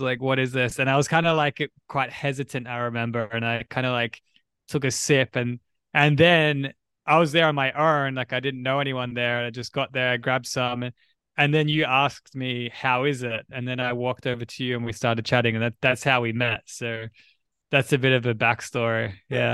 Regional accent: Australia; I'm from Australia

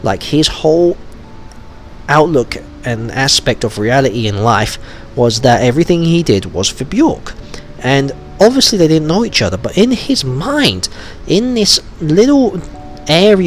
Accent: Wolverhampton, West Midlands, United Kingdom; from my hometown actually, in Wolverhampton

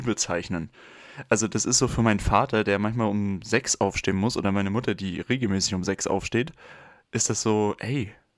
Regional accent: Mecklenburg-Vorpommern, Germany; moved away; ich hatte in der 9. Klasse noch nicht mein Handy, ich komme aus MV.

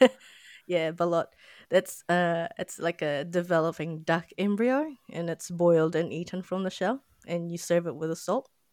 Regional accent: Philippines; now in New Zealand; I'm not from New Zealand so yeah I'm from the Philippines

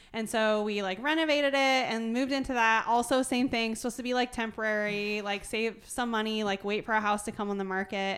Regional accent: Fruitland, Iowa, United States; I grew up in Fruitland

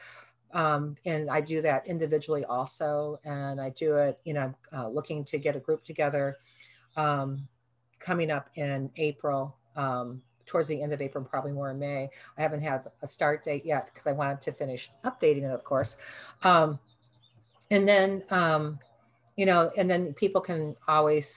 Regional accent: Midwest, United States; I'm from the Midwest

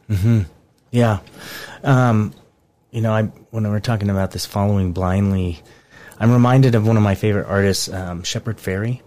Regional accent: United States; I'm an American and I'm patriotic through and through

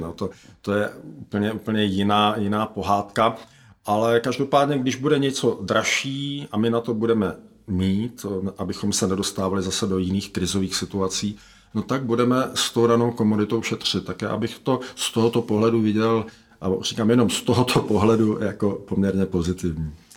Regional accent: Czechia; my jako Češi

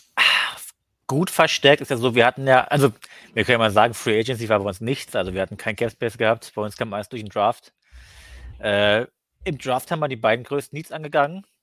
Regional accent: Cottbus, Brandenburg, Germany; Ich komme aus Cottbus, also das ist so kurz vor Polen

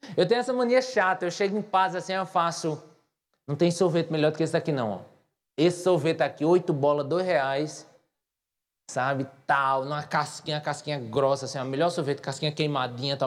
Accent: Patos, Paraíba, Brazil; moved away as an adult; now in João Pessoa, Brazil; as pessoas notam que eu sou de Patos

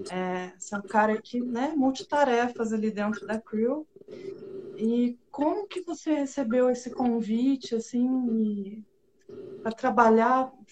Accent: Paraná, Brazil; eu sou do interior do Paraná, né? Então, a minha cidade ali tinha 10 mil habitantes

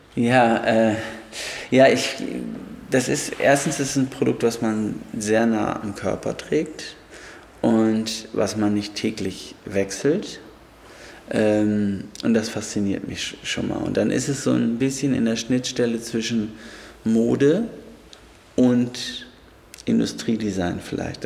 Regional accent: Germany; bei uns in Deutschland

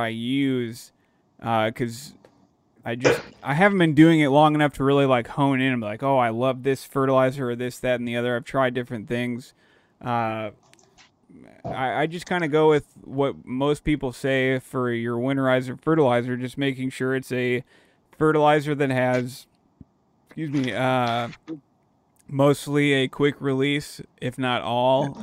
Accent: Dallas, Texas, United States; moved away; I grew up down in Dallas

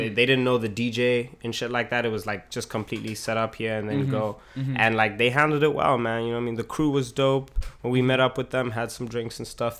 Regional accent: Botswana; now in Ottawa, Canada; Where I'm staying, Ottawa, John's from Nova Scotia, he's got some hoes, I'm from Botswana.

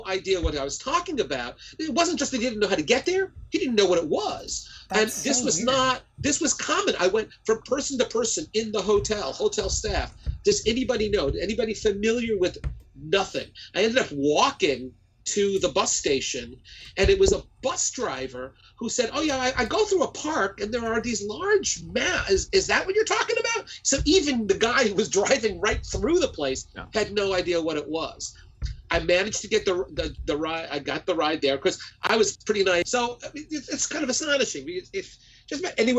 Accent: New York, United States; growing up in New York

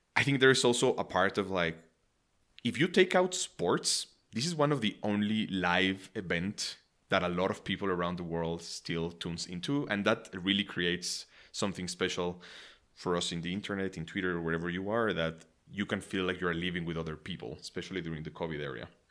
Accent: Mexico; moved away; growing up in Mexico

